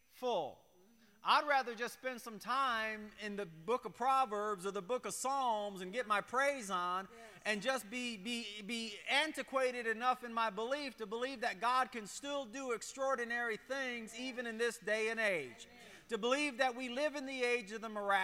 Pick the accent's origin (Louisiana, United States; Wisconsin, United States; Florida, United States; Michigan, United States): Michigan, United States; when I was a kid, I grew up on the Great Lakes up in Michigan